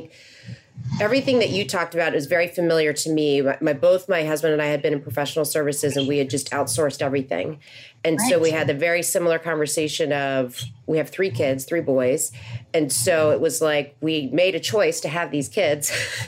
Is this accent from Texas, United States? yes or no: no; McLean, Virginia, United States; So I grew up in McLean